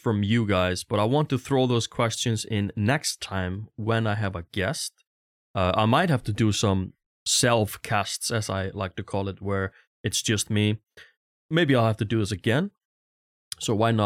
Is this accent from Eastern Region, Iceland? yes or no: yes; Stöðvarfjörður, Eastern Region, Iceland; moved away; also born or lived in Vogar, Iceland; I'm from a really tiny village on the east side of Iceland called Stöðvarfjörður. When I lived there, it was like 100, 120, maybe 150 people there.